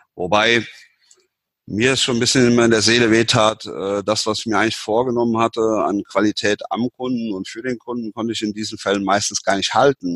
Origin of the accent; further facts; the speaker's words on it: Stockum-Püschen, Rhineland-Palatinate, Germany; in meinem Heimatort in Stockopüschen, also mit, also mitten im Westerwald